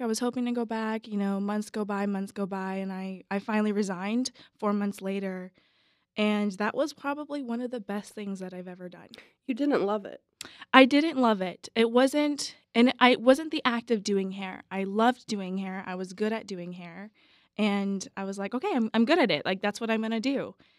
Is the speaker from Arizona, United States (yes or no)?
yes; Tucson, Arizona, United States; I was born and raised here in Tucson, Arizona